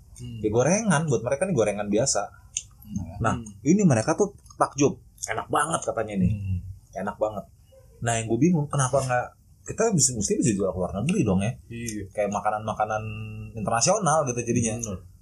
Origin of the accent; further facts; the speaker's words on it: Jakarta, Indonesia; gua gede di Romangun